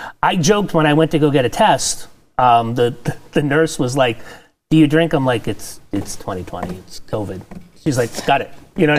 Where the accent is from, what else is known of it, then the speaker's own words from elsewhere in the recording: Massachusetts, United States; I come from Massachusetts